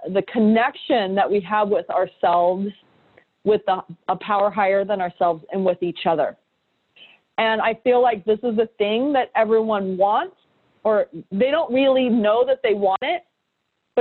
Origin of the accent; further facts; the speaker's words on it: San Diego, California, United States; also born or lived in New York; now in San Diego, United States; I came back to San Diego, my hometown.